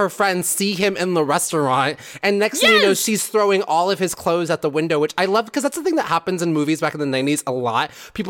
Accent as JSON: {"language": "English", "region": "West Coast", "country": "United States", "said": "we're from the West Coast"}